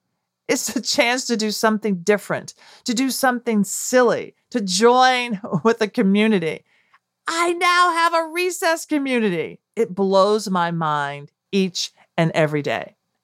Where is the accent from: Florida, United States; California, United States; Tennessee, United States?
Tennessee, United States; Nashville; a girl growing up in Nashville